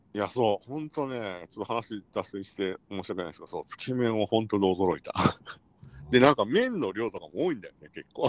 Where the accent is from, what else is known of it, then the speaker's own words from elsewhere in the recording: Kansai, Japan; moved away as an adult; now in Tokyo, Japan; 我々関西出身者